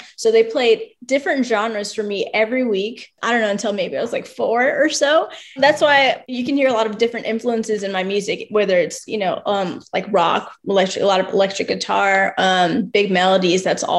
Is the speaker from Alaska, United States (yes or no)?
yes; Alaska, United States; born there; My mom and dad were in the Army for 10 years, so that's why I was born in Alaska.